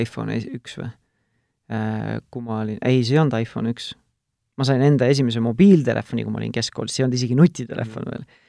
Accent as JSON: {"language": "Estonian", "town": "Tartu", "region": "Tartu County", "country": "Estonia", "said": "mina olen Tartust pärit"}